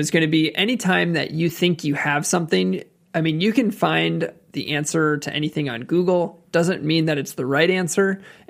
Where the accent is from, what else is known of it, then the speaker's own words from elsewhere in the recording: Wisconsin, United States; We're from Wisconsin, aren't we?